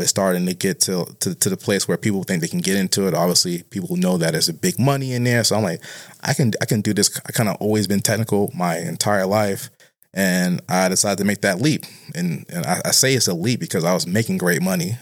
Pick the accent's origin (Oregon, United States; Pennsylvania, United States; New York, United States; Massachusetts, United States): Massachusetts, United States; Boston; I'm from Boston, but I'm particularly, uh, from a neighborhood called Roxbury